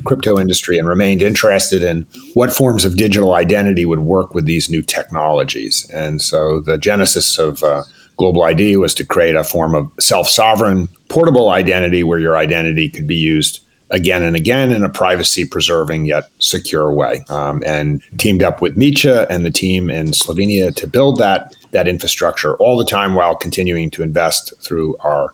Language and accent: English; East Coast, United States; I grew up on the East Coast, went to school on the East Coast